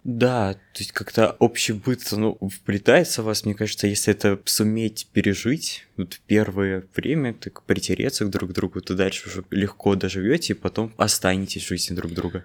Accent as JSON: {"language": "Russian", "town": "Norilsk", "region": "Krasnoyarsk Krai", "country": "Russia", "moved": "as an adult", "lives_now": "Moscow, Russia", "said": "Я из Норильска"}